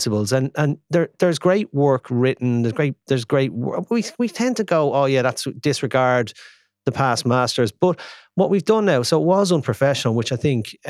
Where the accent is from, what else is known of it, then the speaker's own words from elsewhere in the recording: Ireland; Being an Irishman